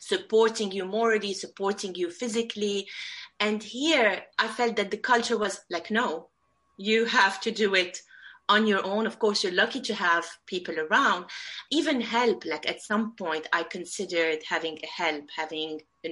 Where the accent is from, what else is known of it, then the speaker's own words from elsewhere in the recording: Beirut, Beirut Governorate, Lebanon; moved away as an adult; also born or lived in Abu Dhabi, United Arab Emirates; now in London, United Kingdom; I grew up in Beirut. It's the capital of Lebanon